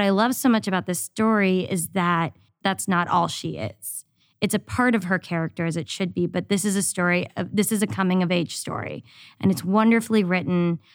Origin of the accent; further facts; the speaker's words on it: the South, United States; awkward Indian kid growing up in the South